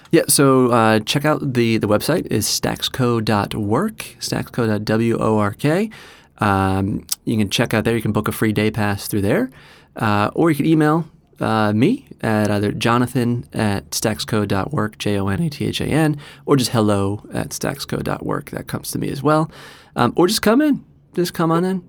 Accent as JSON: {"language": "English", "region": "New Jersey", "country": "United States", "also_born_or_lived": "Australia", "moved": "as an adult", "lives_now": "Doylestown, United States", "said": "I'm from New Jersey originally"}